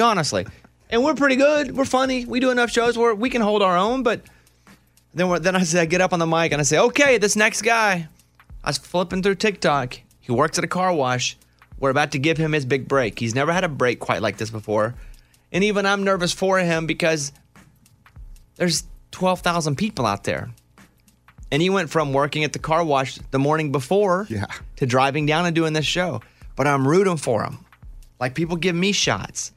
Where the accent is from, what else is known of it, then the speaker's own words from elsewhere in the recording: central Arkansas, United States; when I grew up in Arkansas, in central Arkansas